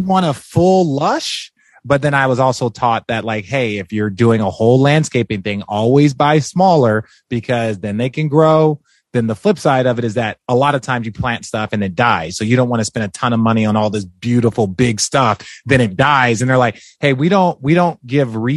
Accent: Glendale, Arizona, United States; moved away as an adult; also born or lived in Los Angeles, California / Phoenix, Arizona; now in Hermosa Beach, United States; I grew up in Glendale, Arizona

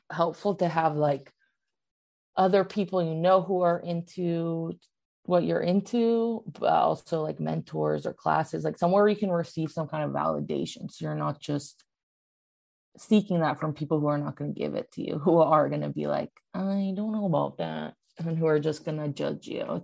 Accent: Massachusetts, United States; I was born in Massachusetts.

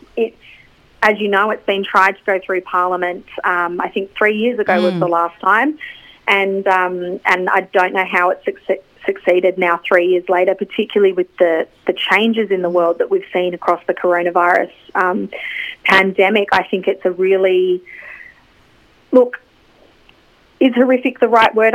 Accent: Australia; as Australian women

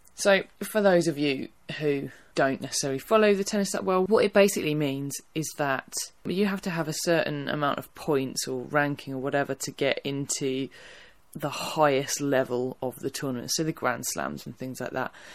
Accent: Essex, East of England, United Kingdom; I am from Essex

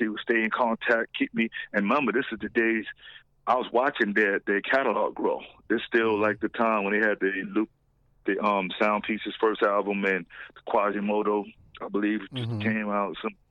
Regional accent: West Coast, United States; We're from the West Coast. Yeah, we out here.

